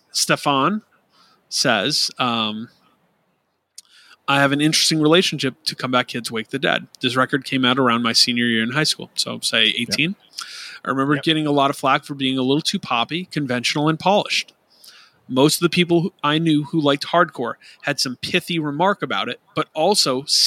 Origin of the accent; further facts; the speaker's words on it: Midwest, United States; Growing up in the Midwest, I saw this band at least once a year between 2005 and 2010.